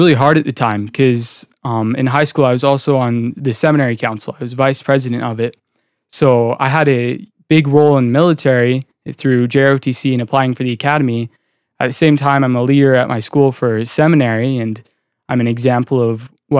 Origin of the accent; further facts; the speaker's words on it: Kentucky, United States; born there; I was born in Kentucky.